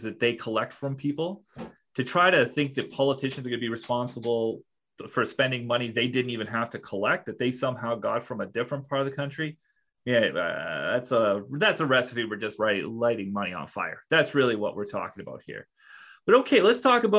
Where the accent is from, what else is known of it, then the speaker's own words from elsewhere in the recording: Saskatchewan, Canada; I'm from Saskatchewan.